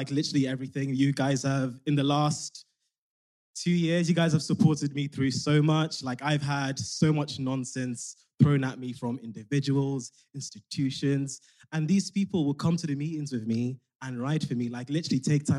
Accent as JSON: {"language": "English", "country": "Nigeria", "also_born_or_lived": "London", "moved": "yes", "lives_now": "Scotland, United Kingdom", "said": "I'm 28. Pronouns he, him. I'm from Nigeria via London. But now, unfortunately, living in Scotland."}